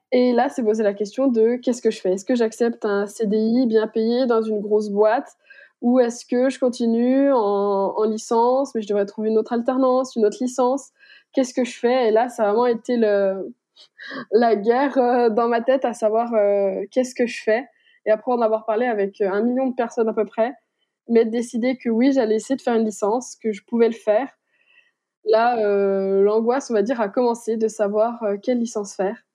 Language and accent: French; Besançon, Bourgogne-Franche-Comté, France; je suis franc-comtoise, je suis de Besançon